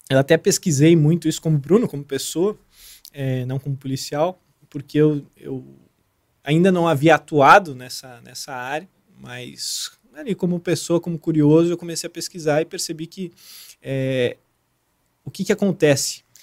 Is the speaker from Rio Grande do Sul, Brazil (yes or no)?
no; São José dos Campos, São Paulo, Brazil; moved away as an adult; also born or lived in Rio de Janeiro / Santarém, Pará; Eu tinha morado, eu sou de São José dos Campos, na verdade. Tinha morado já em São Paulo, tinha morado aqui no Rio, né?